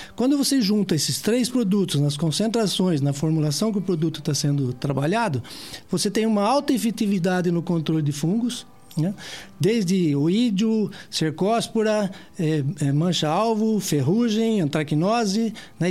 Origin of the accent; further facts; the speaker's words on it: Piracicaba, São Paulo, Brazil; eu nasci em Piracicaba